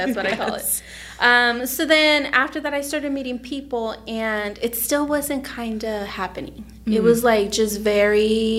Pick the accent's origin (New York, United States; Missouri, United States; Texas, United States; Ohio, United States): Texas, United States; moved away as an adult; also born or lived in Mexico; now in Indiana, United States; I'm from Texas. I was born in Mexico, and then we moved to the U.S. when I was 9 years old. So I was in Texas most of my life, and I moved here to Indiana 9 years ago almost.